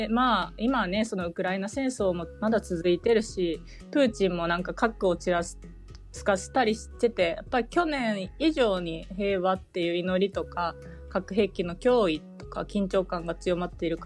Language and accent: Japanese; Hiroshima, Japan; now in Germany; 私あの自分が広島出身なんだけど祖父が長崎の出身